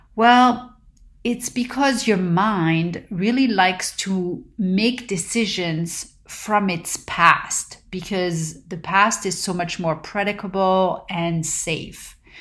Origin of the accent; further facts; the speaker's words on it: Paris, Île-de-France, France; now in Southern California, United States; growing up in Paris